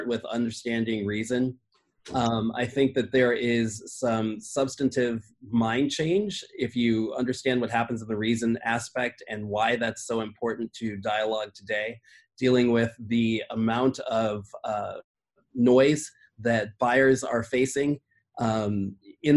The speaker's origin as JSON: {"language": "English", "region": "Midwest", "country": "United States", "tie": "born or raised there", "said": "I grew up in the Midwest"}